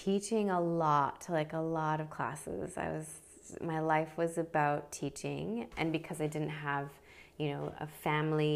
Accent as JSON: {"language": "English", "region": "Midwest", "country": "United States", "tie": "born or raised there", "also_born_or_lived": "Brisbane, Australia", "moved": "as an adult", "lives_now": "Sunshine Coast, Australia", "said": "So I'm originally from the States. I grew up in the Midwest part of America."}